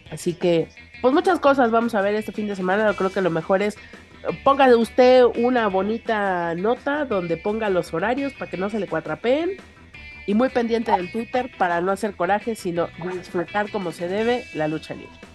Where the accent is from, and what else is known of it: Veracruz, Mexico